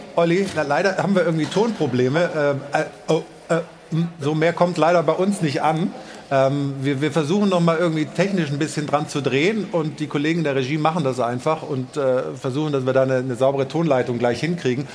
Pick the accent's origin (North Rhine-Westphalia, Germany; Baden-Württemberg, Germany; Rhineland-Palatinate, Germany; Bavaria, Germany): Baden-Württemberg, Germany; Stuttgart; gebürtiger Stuttgarter